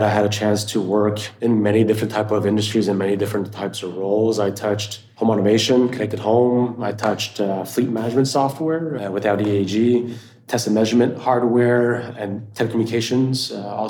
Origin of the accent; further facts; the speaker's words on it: Montreal, Quebec, Canada; now in Austin, United States; I'm originally from Montreal, Canada. So worked out, even though I'm based out of Austin, Texas